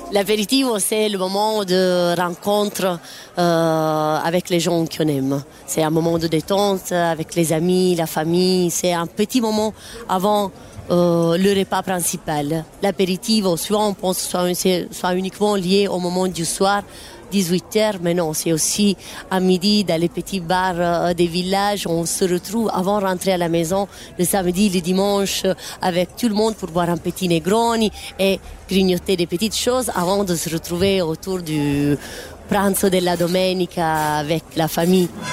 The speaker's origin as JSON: {"language": "French", "region": "Apulia", "country": "Italy", "moved": "yes", "lives_now": "Brussels, Belgium", "said": "On vient du sud d'Italie, de la région des Pouilles une belle région près de la mer"}